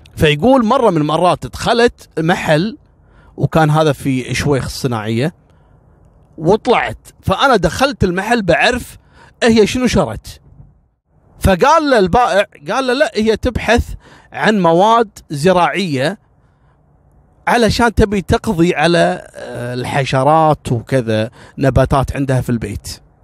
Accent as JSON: {"language": "Arabic", "country": "Kuwait", "said": "احنا عندنا في الكويت"}